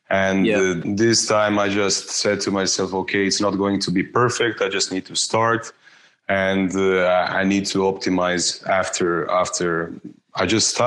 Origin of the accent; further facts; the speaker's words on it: Osijek, Osijek-Baranja County, Croatia; moved away as an adult; now in Zagreb, Croatia; I was born in in Osijek, uh, in Croatia, and uh, I moved two years ago. I moved to Zagreb, to the capital.